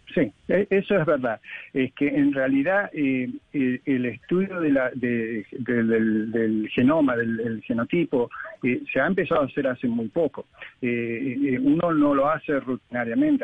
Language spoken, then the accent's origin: Spanish; Argentina; yo soy argentino